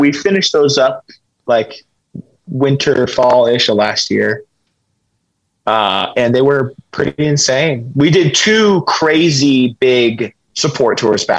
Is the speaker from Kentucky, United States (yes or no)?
yes; Kentucky, United States; we're from Kentucky, you know, so it's like, it's a similar vibe.